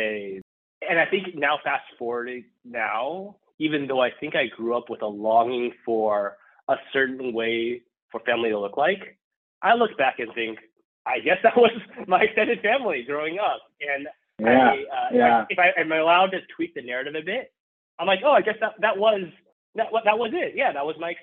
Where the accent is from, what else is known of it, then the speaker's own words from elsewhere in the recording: Irvine, California, United States; Irvine, my hometown